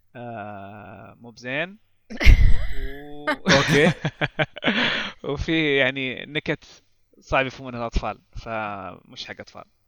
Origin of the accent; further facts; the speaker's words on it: Saudi Arabia; عندنا في السعوديه